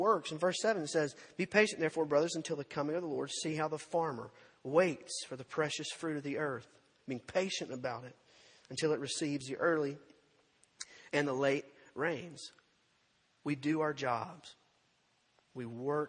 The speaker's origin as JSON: {"language": "English", "town": "Purvis", "region": "Mississippi", "country": "United States", "tie": "born or raised there", "said": "When I was a kid growing up in Purvis, Mississippi"}